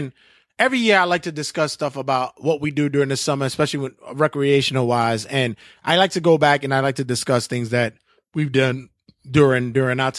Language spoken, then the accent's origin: English; New York City, New York, United States; growing up in Bushwick, Williamsburg